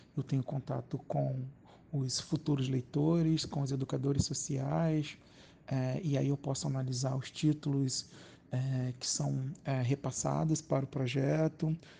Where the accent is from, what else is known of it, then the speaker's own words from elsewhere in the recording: Rio de Janeiro, Brazil; Eu sou da Zona Norte do Rio de Janeiro, do Complexo do Alemão